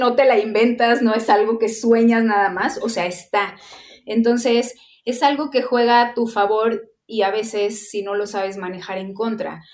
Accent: Guadalajara, Jalisco, Mexico; yo igual me retiro como en mi tierra

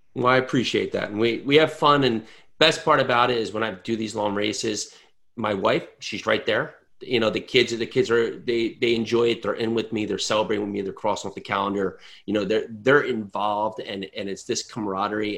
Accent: New Jersey, United States; I'm from New Jersey

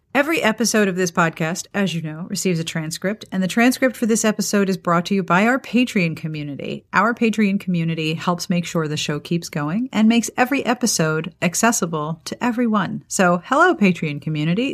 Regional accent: Pittsburgh, Pennsylvania, United States; also born or lived in Columbia, South Carolina; now in South Carolina, United States; I grew up in Pittsburgh

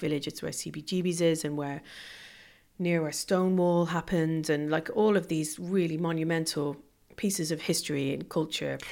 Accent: Ireland; moved away; growing up in Ireland

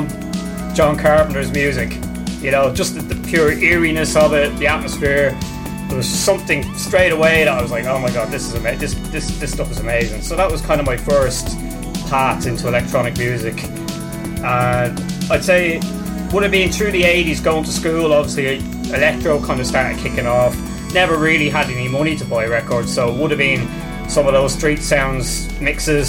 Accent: Ireland; also born or lived in England; when we came back over to Ireland

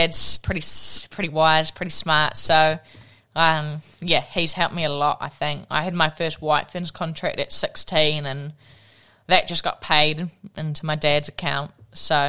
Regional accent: Tawa, Wellington, New Zealand; I grew up in Tawa and went to Tawa College

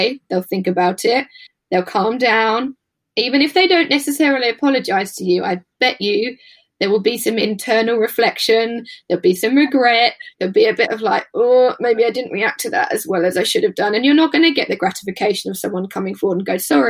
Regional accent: United Kingdom; especially as British people

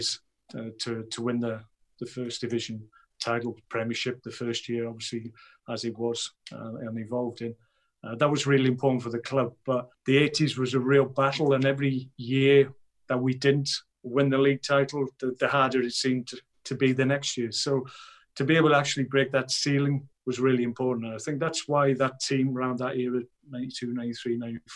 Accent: Wrexham, Wales, United Kingdom; I'm from Wrexham, and I was a big Wrexham Town fan when I was 12, 13, going to games.

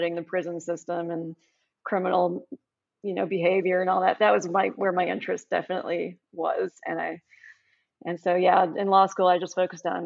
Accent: Chicago, Illinois, United States; moved away as an adult; also born or lived in Ann Arbor, Michigan / Arizona; I grew up in the Chicago suburbs

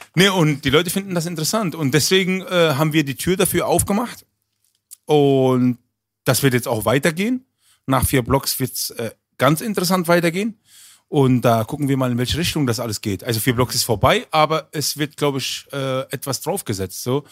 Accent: Berlin, Germany; also born or lived in Düsseldorf; ich bin aus Berlin

